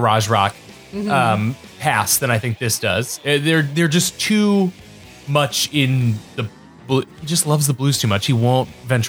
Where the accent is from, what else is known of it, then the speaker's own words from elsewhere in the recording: New England, United States; I'm from New England.